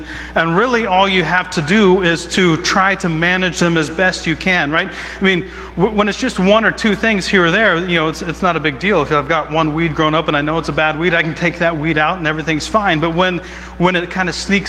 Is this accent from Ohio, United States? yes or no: yes; Southeast Ohio, United States; moved away; I grew up in Southeast Ohio, which is the Bible Belt